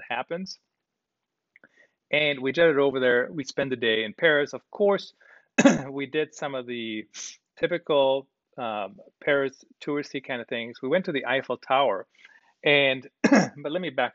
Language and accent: English; Germany; now in United States; I did grow up in Germany, did grow up in Europe